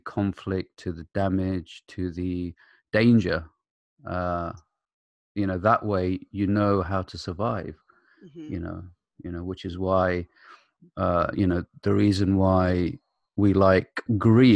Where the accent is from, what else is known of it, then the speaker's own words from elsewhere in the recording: United Kingdom; also born or lived in Iraq; I came to the UK at the age of 4